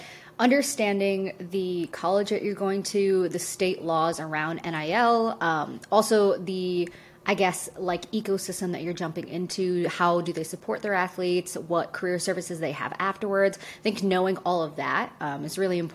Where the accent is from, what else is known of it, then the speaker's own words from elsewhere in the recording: Syracuse, New York, United States; I grew up in Syracuse, New York, so big on basketball, decently big at football